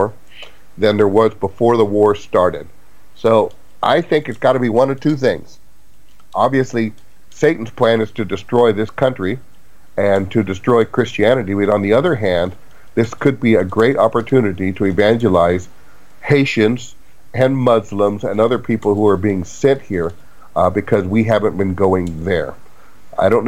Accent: United States; as an American

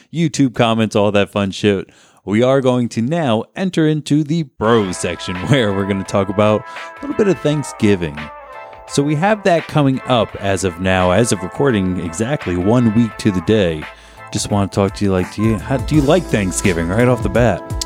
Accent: Garwood, New Jersey, United States; also born or lived in Kenilworth; growing up in Garwood

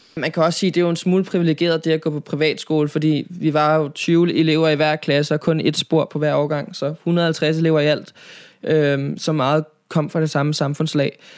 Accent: Nivå, Capital Region of Denmark, Denmark; also born or lived in Copenhagen; jeg er opvokset, øh, nord for København, i en by, der hedder Nivå

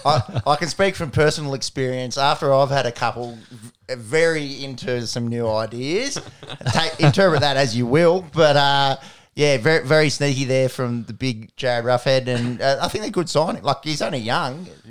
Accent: Australia; an Australian basketball fan

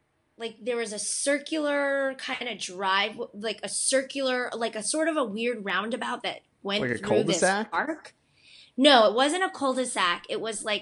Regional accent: Cooperstown, New York, United States; moved away as an adult; also born or lived in South Korea; now in Los Angeles, United States; I'm originally from Cooperstown, New York

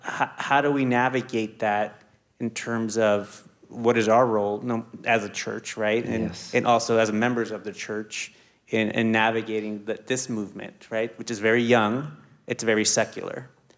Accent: New Jersey, United States; I come from Jersey, which is Jersey/New York City. So it's like pretty darn diverse.

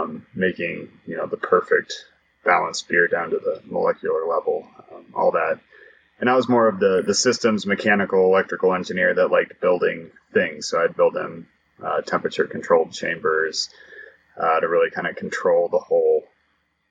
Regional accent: Broomfield, Colorado, United States; I grew up in Broomfield, Colorado, just a suburb of Denver

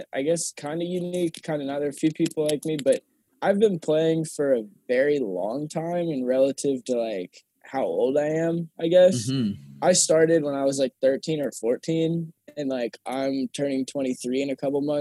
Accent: Kentucky, United States; Where I grew up in Kentucky is really just suburban Cincinnati.

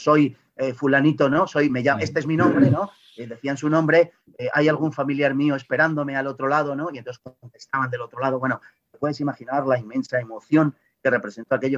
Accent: Spain; como españoles

